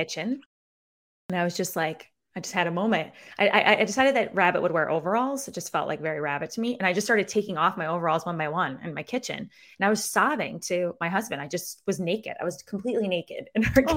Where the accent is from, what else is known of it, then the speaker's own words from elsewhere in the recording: Syracuse, New York, United States; accent: Syracuse; my Syracuse accent